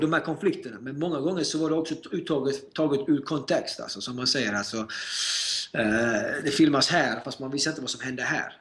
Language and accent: Swedish; Sweden; moved away as an adult; now in United States; jag är född och uppvuxen i Sverige och Sverige kommer alltid vara mitt hem